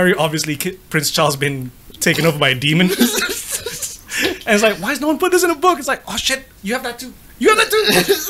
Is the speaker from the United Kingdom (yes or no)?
yes; England, United Kingdom; now in Malaysia; I grew up in England